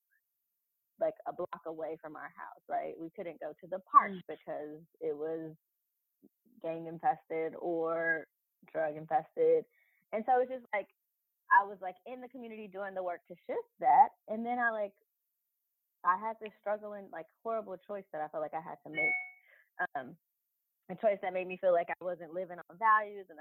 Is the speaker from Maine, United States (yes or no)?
no; Los Angeles, California, United States; I grew up in South Central LA. My mom, my family is from Compton